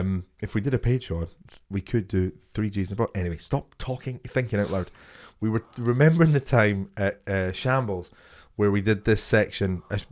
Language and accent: English; Boston, Massachusetts, United States; Yeah, I'm from Boston.